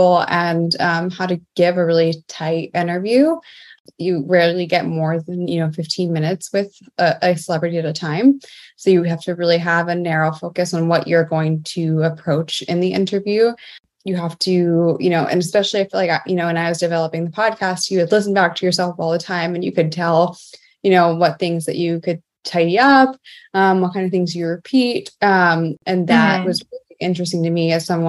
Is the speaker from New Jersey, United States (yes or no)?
yes; Mount Arlington, New Jersey, United States; I grew up in Mount Arlington, New Jersey, a very small town in northeast New Jersey.